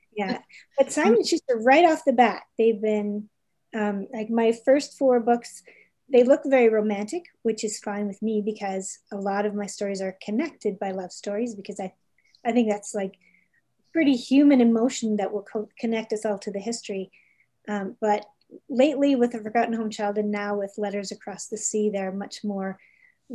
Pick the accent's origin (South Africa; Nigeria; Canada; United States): Canada; Toronto, Ontario; also born or lived in Calgary; now in Halifax, Canada; I grew up in Toronto